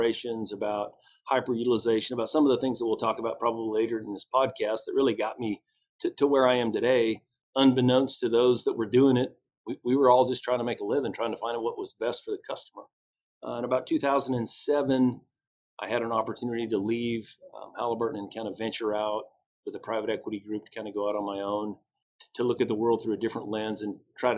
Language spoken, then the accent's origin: English; Farmington, New Mexico, United States; I grew up in the West, a small oil and gas town, Farmington, New Mexico